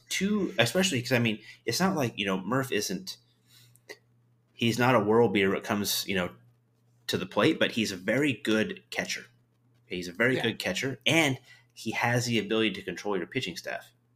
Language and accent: English; the Northwest, Pacific Northwest, United States; moved away; I grew up in the Northwest. grew up watching the Mariners all the time